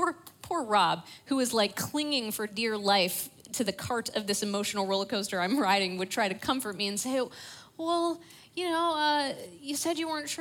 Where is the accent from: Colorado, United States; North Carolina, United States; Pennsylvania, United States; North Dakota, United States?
Pennsylvania, United States; Pittsburgh; I grew up in Pittsburgh